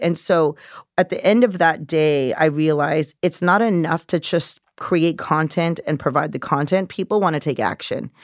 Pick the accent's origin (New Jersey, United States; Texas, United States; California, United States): California, United States; moved away as an adult; now in New York, United States; I grew up in California, very working class, middle class, never learned about money.